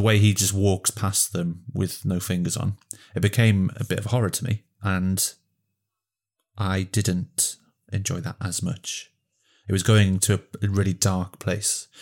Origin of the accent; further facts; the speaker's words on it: Welsh, Wales, United Kingdom; I connected to the landscape being Welsh